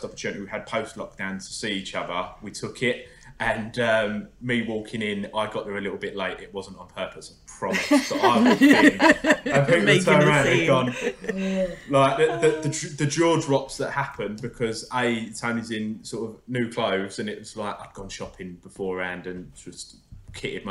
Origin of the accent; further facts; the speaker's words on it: Essex, East of England, United Kingdom; I'm from Essex